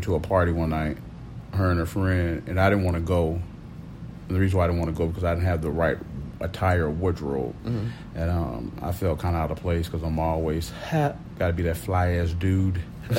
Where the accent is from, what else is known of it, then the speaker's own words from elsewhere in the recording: Miami, Florida, United States; Yeah, I'm up here from Miami.